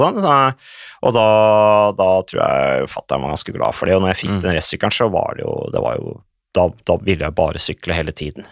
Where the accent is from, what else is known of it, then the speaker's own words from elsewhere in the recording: Vikersund, Buskerud, Norway; Det var i 77, det året jeg ble født, og da, så jeg er jo vokst opp på landet. Mm. Uh, rett i nærheten av Modum Bad